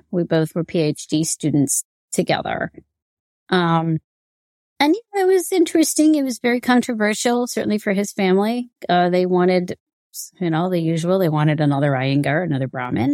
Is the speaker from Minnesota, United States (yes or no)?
no; New York, United States; growing up in New York, in, uh, the high schools here in the U S